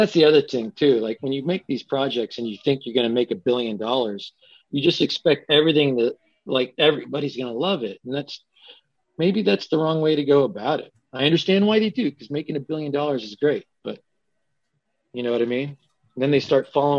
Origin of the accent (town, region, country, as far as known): Los Angeles, California, United States